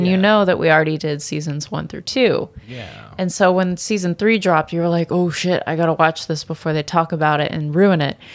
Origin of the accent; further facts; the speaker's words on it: Australia; I'm Australian